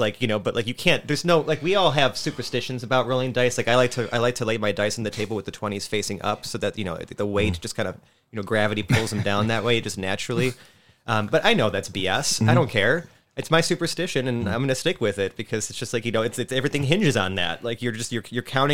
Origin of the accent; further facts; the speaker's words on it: Buffalo, New York, United States; born and raised in Buffalo